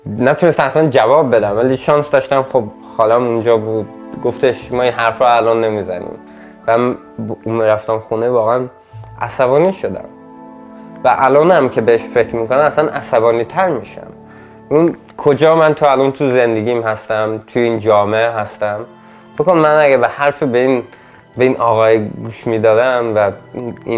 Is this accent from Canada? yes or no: no; Sweden; also born or lived in Iran / Camp Ashraf, Iraq; آخه من خیلی کوچیک اومده بودم اینجا هم ولی توی فامیلا ایرانی بزرگ شدم